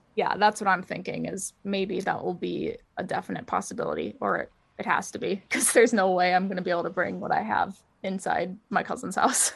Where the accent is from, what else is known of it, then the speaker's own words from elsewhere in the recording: Wisconsin, United States; moved away as an adult; also born or lived in Philadelphia; now in Nashville, United States; raised in Wisconsin mostly